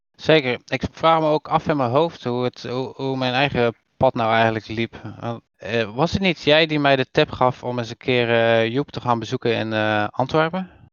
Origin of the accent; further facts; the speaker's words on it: Terneuzen, Zeeland, Netherlands; Terneuzen, wat wel altijd een leuk dingetje is voor mij, want dat is immers waar ik ben geboren